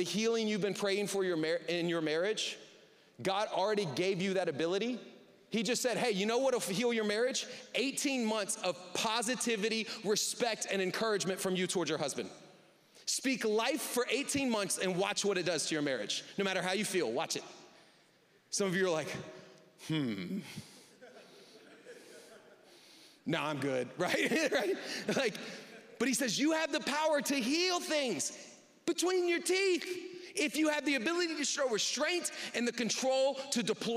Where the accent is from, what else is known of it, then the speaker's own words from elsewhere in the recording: the South, United States; now in Southwest Michigan, United States; I grew up in the South.